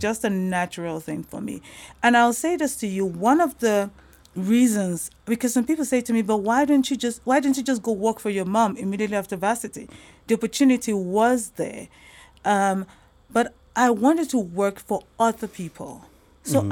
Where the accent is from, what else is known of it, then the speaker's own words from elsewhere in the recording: South Africa; also born or lived in Nigeria; I am originally from Nigeria, but um, I've been in South Africa for most of my life